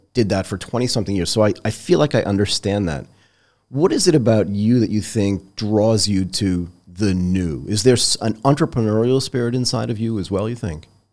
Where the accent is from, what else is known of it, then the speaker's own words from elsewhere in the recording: Hull, Massachusetts, United States; moved away; I grew up in Nantasket Beach